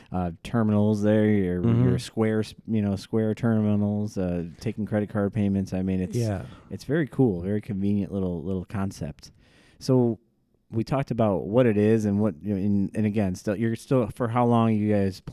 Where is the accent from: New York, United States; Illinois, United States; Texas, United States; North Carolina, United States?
Illinois, United States; Joliet; I'm from Joliet